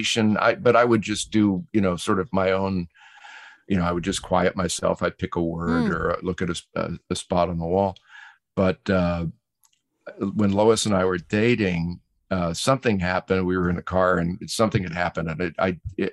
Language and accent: English; New England, United States; I grew up in New England